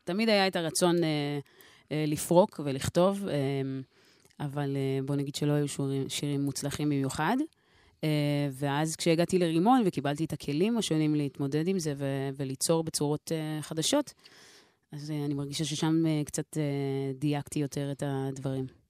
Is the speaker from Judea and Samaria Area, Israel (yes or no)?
no; Nof HaGalil, Northern District, Israel; now in Jaffa, Israel; במקור uh, נצרת עילית. Um, עכשיו גרה ביפו.